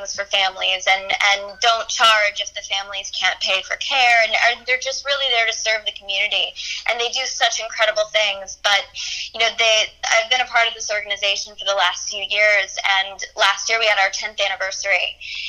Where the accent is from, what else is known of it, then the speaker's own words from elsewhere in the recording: Missouri, United States; growing up in Missouri